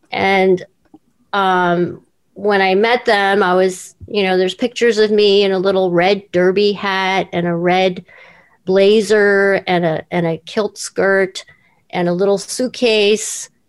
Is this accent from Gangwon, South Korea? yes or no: no; Seoul, South Korea; born there; I was born in Seoul, Korea, and my parents had no no work.